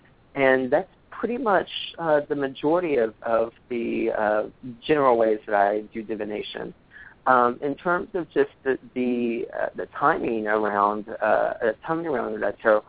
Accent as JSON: {"language": "English", "town": "Dallas", "region": "Texas", "country": "United States", "tie": "born or raised there", "said": "And where I come from, excuse me, I'm a Southern boy. I was born and raised in Dallas, and I grew up in a couple of different tarot houses, like some in Dallas."}